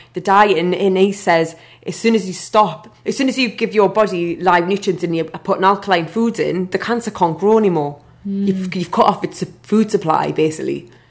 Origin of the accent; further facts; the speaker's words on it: Newcastle upon Tyne, North East England, United Kingdom; now in London, United Kingdom; I took Gathering of Minds to, to Newcastle, to my hometown